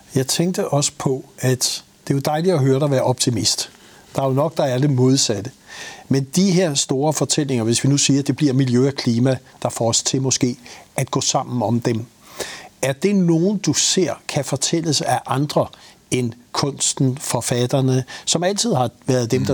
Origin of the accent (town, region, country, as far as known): Denmark